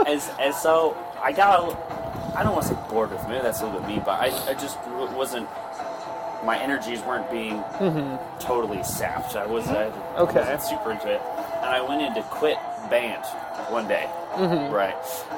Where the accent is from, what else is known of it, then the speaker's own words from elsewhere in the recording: New Hampshire, United States; So I grew up in New Hampshire in the woods.